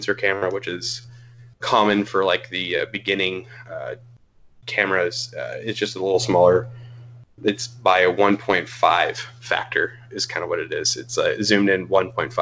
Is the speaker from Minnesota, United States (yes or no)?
no; League City, Texas, United States; now in Granbury, United States; I grew up down in Houston area, in the suburbs of Houston